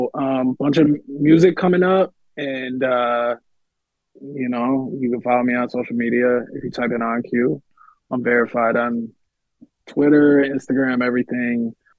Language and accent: English; Connecticut, United States; also born or lived in New York; now in Los Angeles, United States; even though I was born and raised in Connecticut, I still lived in New York for almost a decade.